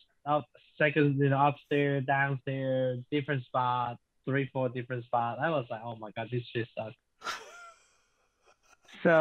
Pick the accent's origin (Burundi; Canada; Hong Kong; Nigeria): Hong Kong; English is a second language; now in United States; I was from Hong Kong, but I am not a Hong Kongese anymore.